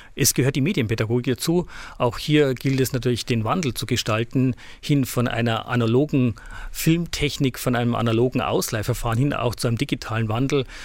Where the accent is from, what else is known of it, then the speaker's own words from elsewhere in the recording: Hilpoltstein, Bavaria, Germany; now in Ingolstadt, Germany; Ich stamme aus der Diözese Eichstätt, aus Hilpolstein genauer gesagt wurde da groß